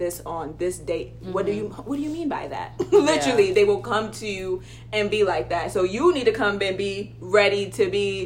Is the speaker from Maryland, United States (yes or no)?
yes; Maryland, United States